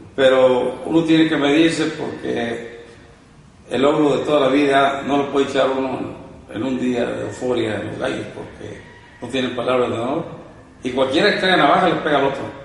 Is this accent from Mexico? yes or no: yes; Jaripo, Michoacán, Mexico; soy de un pueblo pequeño, eh, se llama Jaripo. ¿Jaripo? Perteneciente a Jiquipo, Michoacán. Michoacano, mucho orgulloso.